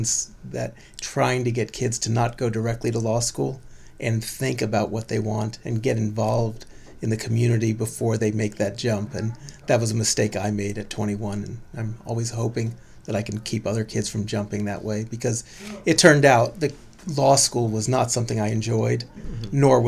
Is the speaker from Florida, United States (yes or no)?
no; San Francisco, California, United States; now in Berkeley, United States; Born and raised in San Francisco, made it all the way to Berkeley for college and pretty much have stayed since